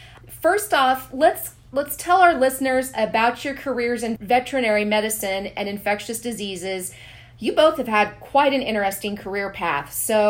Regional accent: Junction City, Kansas, United States; I grew up just outside of Junction City

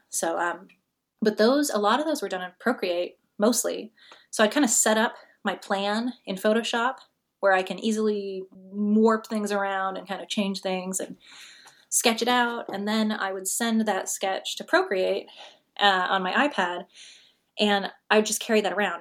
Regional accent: Pacific Northwest, United States; moved away; I'm from the Pacific Northwest

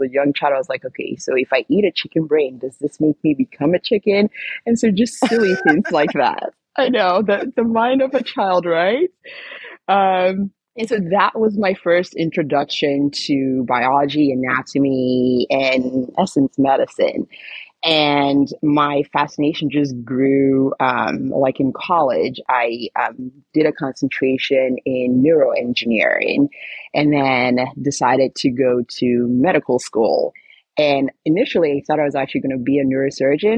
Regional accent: Nigeria; So I am Nigerian. I love my Nigerian culture

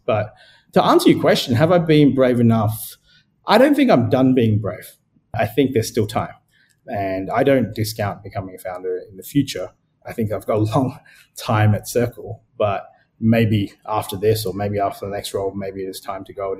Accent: Sri Lanka; born there; also born or lived in Adelaide, Australia; So for me, I was born in Sri Lanka. I moved to Adelaide with my parents, which is like the fifth or sixth biggest city in Australia.

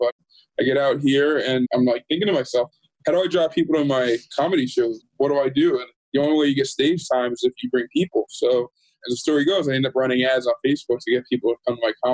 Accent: Jersey Shore, New Jersey, United States; moved away as an adult; now in Los Angeles, United States; I'm from New Jersey originally, the beautiful Jersey Shore

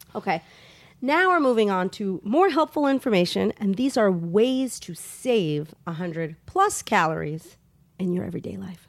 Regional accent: New York, United States; As a New Yorker

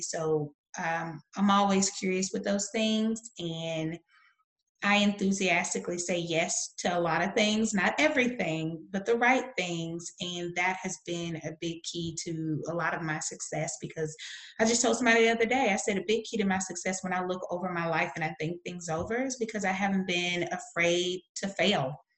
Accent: the South, United States; I'm from the South in the United States

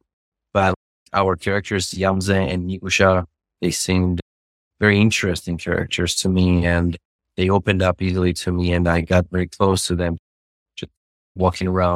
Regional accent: Tbilisi, Georgia; moved away as an adult; now in United States; I'm from Tbilisi, Georgia. Moved to United States in 2015, and I was like 20 years old

